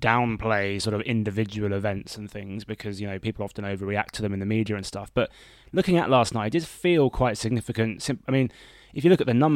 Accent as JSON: {"language": "English", "country": "United Kingdom", "moved": "yes", "lives_now": "United States", "said": "being a Brit over here"}